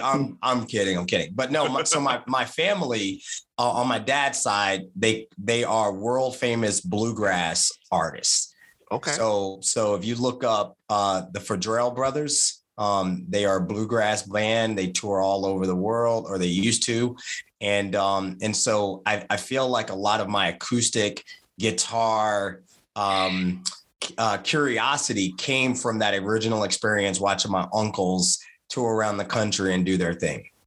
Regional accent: Martinsville, Virginia, United States; I'm from Martinsville, Virginia

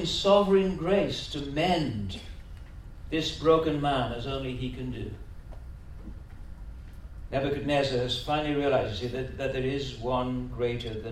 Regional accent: Welsh, Wales, United Kingdom; also born or lived in London; now in Australia; We're Welsh. All my kids have got Welsh names. They were born in London.

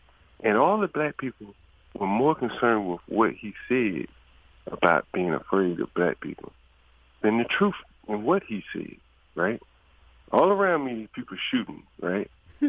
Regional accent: Alabama, United States; I told you I'm from Alabama

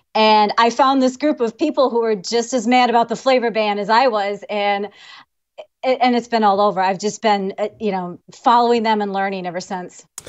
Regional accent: Illinois, United States; I'm from, uh, Illinois. I spent, well, basically Illinois.

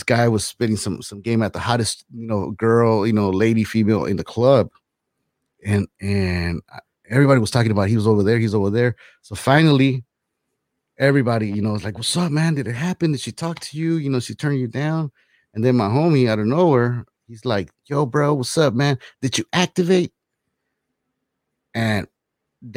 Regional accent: Los Angeles, California, United States; I lived, you know, in LA, moved from LA, to the South LA, South Central, in the '80s

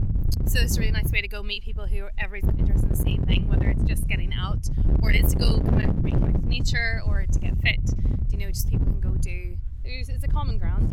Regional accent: United States; I'm originally from the States, but I've been here for 20 years, but I have five kids.

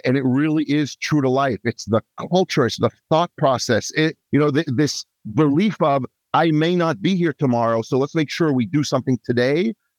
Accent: Israel; moved away as an adult; also born or lived in Asia; now in Bellevue, United States; I'm originally from Israel. I was raised as a child in Asia. My dad was in shipping. Then back to Israel, teenage years, young adulthood, and then came to the Seattle area

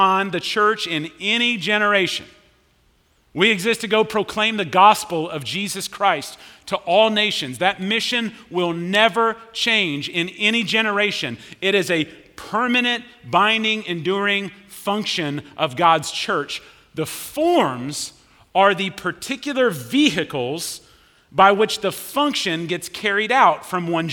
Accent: Richardson, Texas, United States; moved away as an adult; I grew up in Richardson

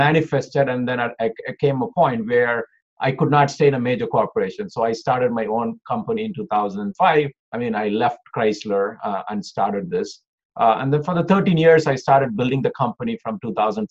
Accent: India; moved away as an adult; also born or lived in Oklahoma, United States; now in Detroit, United States; I was born in India. I did my schooling. I finished my bachelor's out of India. Then I came to US for my master's

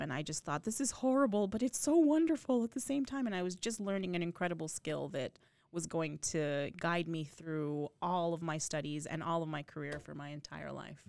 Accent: the desert Southwest, United States; now in New York, United States; I was raised in the desert Southwest, but consider myself a New Yorker now

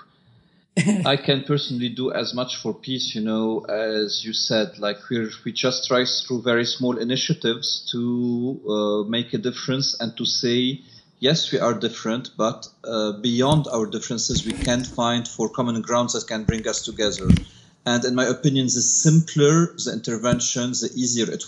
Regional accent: Lebanon; I grew up in a small village called Shiite, which is like 20 kilometers out of Beirut

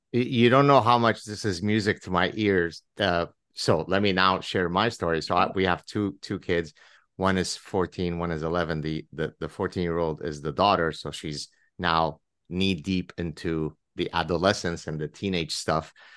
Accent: Lebanon; English is a second language; moved away; I grew up in Lebanon

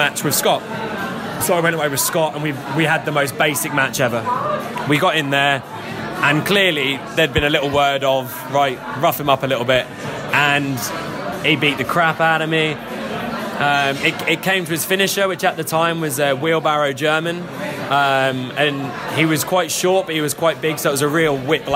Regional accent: Gorleston, East of England, United Kingdom; also born or lived in Norwich; we're running a training session before a show in Galston, which is my hometown

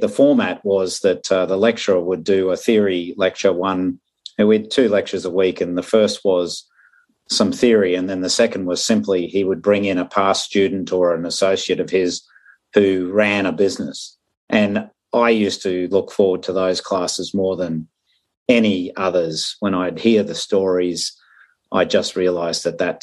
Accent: Brisbane, Queensland, Australia; moved away as an adult; also born or lived in Rolla, Missouri, United States / Northern California, United States / Colorado, United States; So I was born in Brisbane, Australia. Went to school here, went to university

